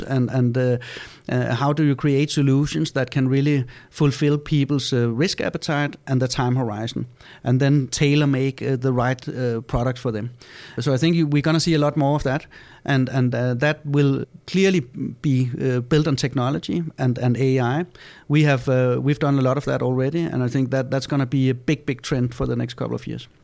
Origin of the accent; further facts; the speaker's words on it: Denmark; we're from Denmark, so in Denmark we have Lego.